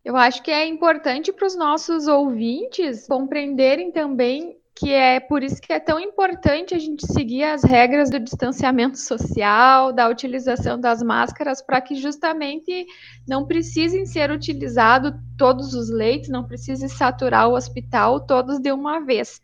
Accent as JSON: {"language": "Portuguese", "town": "Tupã", "region": "São Paulo", "country": "Brazil", "tie": "born or raised there", "moved": "yes", "said": "sou natural de Tupã"}